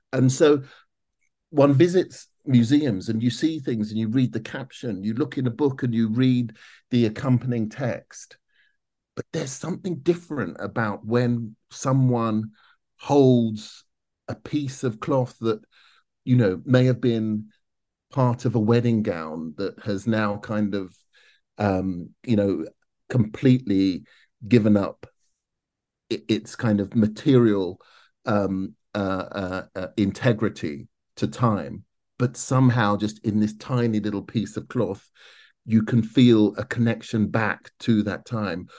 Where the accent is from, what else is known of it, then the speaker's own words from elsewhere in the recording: London, United Kingdom; I grew up in South London